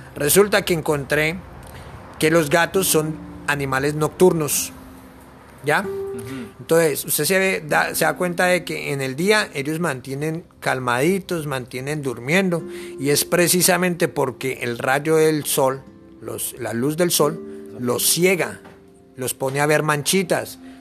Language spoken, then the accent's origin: Spanish; Bogotá, Colombia; moved away as an adult; vengo de la ciudad de Bogotá